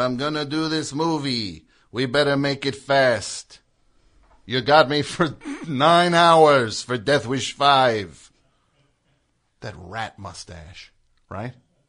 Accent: Centennial, Colorado, United States; Well, technically I'm from Centennial.

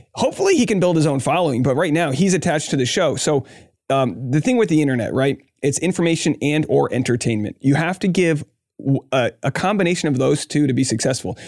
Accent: Rhode Island, United States; I grew up in Rhode Island

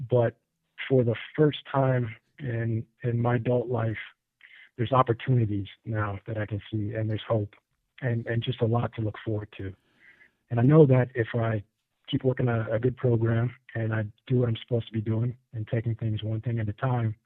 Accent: Illinois, United States; moved away as an adult; now in North Carolina, United States; I'm originally from Illinois and moved to the foothills in here in North Carolina. Been here about 6 years or so.

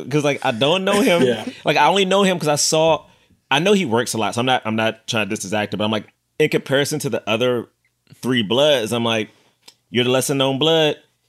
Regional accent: United States; I was an American, not because I was black.

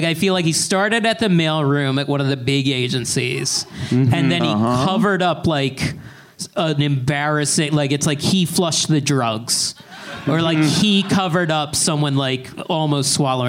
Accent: East Coast, United States; growing up on the East Coast

